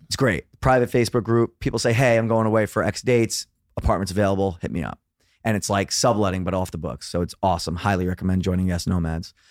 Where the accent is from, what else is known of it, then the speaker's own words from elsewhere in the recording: New York City, New York, United States; also born or lived in Los Angeles; born and raised in Brooklyn, New York